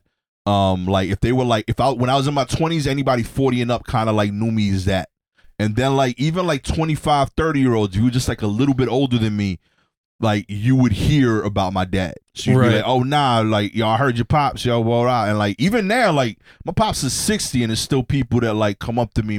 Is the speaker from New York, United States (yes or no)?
yes; New York City, New York, United States; I'm from Brooklyn